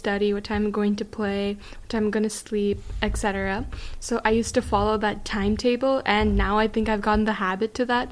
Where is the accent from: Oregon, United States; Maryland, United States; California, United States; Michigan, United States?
California, United States; Fremont; I grew up in Fremont, California.